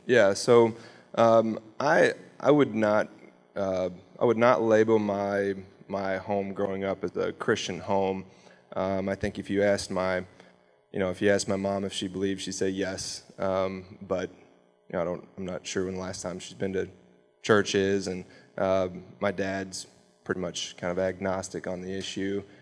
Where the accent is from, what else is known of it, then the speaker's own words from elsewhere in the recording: Louisville, Kentucky, United States; also born or lived in LaGrange, Kentucky; now in Shelby County, United States; LaGrange was mostly where I grew up. I grew up in Louisville until I was twelve, and then We moved out to Oldham County